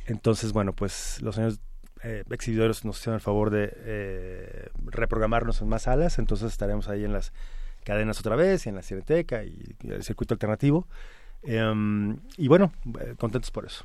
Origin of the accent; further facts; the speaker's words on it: Mexico; como mexicanos